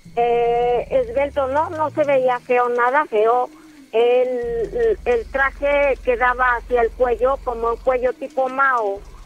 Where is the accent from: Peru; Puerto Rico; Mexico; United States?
Mexico; Oaxaca; moved away as an adult; hace años antes de salir de Oaxaca, de mi pueblo, yo salí del 2011